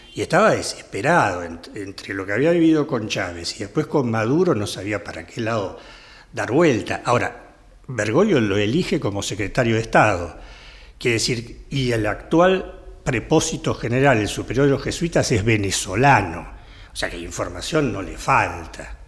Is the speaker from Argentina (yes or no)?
yes; Argentina; Nosotros sufrimos como argentinos